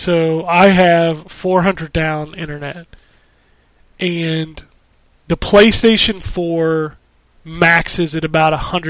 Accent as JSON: {"language": "English", "country": "Philippines", "second_language": "English", "said": "it will be a lot worse reception back in my home country of the Philippines."}